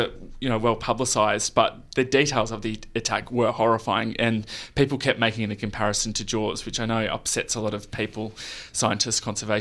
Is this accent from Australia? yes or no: yes; Perth, Western Australia, Australia; moved away; I grew up in Perth